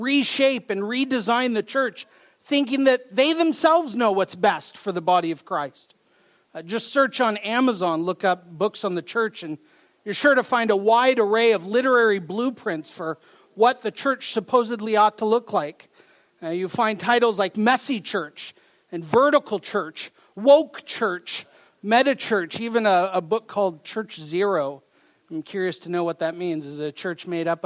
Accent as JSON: {"language": "English", "town": "Mount Vernon", "region": "Washington", "country": "United States", "said": "I come from Mount Vernon, Washington, so not too far from here"}